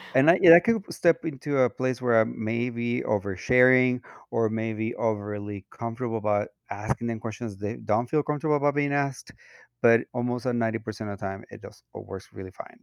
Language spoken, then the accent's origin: English; Mexico; moved away as an adult; now in United States; I'm a Latino, um, was born and raised in Mexico. I moved to the U S when I was twenty-seven